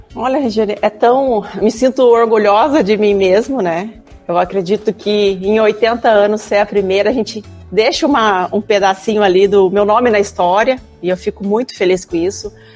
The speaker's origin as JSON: {"language": "Portuguese", "town": "Araçatuba", "region": "São Paulo", "country": "Brazil", "also_born_or_lived": "Ilha Solteira, Brazil", "moved": "as an adult", "lives_now": "Porto Alegre, Brazil", "said": "eu sou do interior de São Paulo, né? Eu vim da cidade de Araçatuba"}